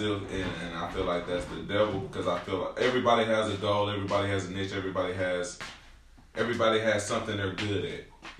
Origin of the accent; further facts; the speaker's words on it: Camden, Arkansas, United States; accent: slang and twang; moved away; So I grew up in the South. So I'm. Shout out to Camden, Arkansas.